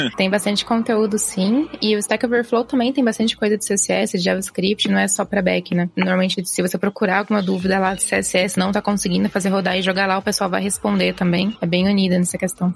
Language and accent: Portuguese; Sorocaba, São Paulo, Brazil; eu sou de Sorocaba